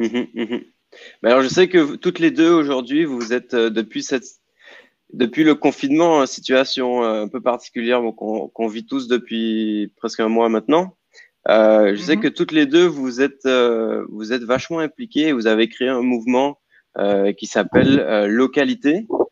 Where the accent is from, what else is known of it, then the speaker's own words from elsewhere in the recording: Guadeloupe; chez nous en Guadeloupe